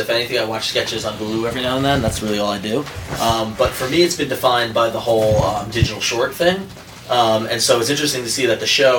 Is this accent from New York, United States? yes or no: yes; New York City, New York, United States; as a New Yorker